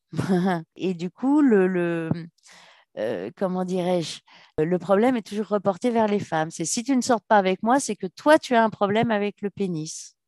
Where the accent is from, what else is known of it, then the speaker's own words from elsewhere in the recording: Paris, Île-de-France, France; je suis parisienne